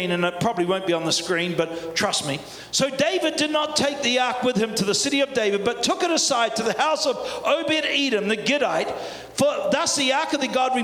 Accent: New Zealand; accent: Kiwi; my Kiwi accent

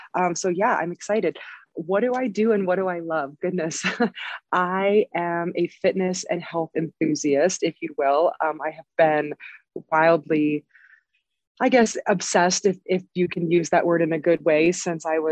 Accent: Southern California, United States; moved away as an adult; also born or lived in San Diego; now in Denver, United States; I moved from San Diego. So I have lived in Southern California my whole life.

